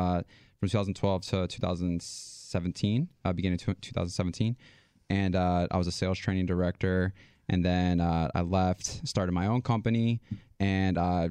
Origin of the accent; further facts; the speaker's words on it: New York, United States; I'm from New York.